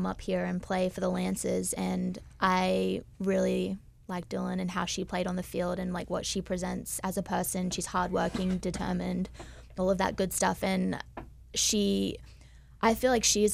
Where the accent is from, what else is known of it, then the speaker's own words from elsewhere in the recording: Darwin, Northern Territory, Australia; moved away as an adult; also born or lived in Toowoomba, Queensland; now in Rochester, United States; I was born actually in Darwin, the Northern Territory